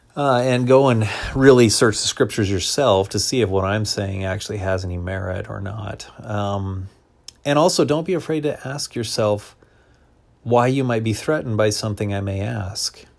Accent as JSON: {"language": "English", "country": "United States", "said": "as an American Christian"}